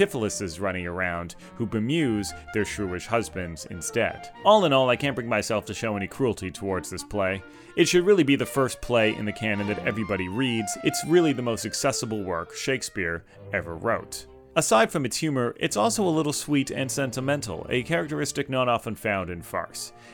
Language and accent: English; Canada; I'm Canadian